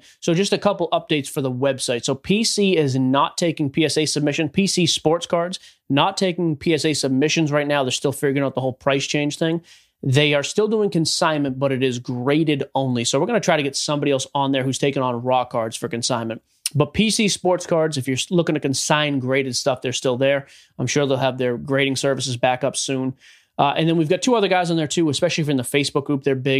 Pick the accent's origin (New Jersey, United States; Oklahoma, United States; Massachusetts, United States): Massachusetts, United States; Boston; as a Bostonian.